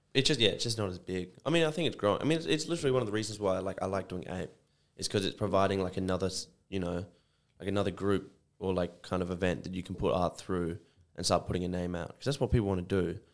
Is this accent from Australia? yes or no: yes; Sydney, New South Wales, Australia; now in Perth, Australia; I was born in Sydney